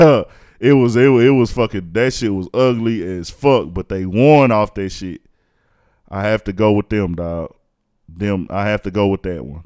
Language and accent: English; Houston, Texas, United States; I'm from Houston, born and raised